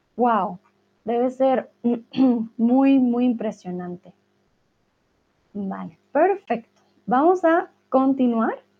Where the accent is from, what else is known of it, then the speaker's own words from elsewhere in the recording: Colombia; soy de Colombia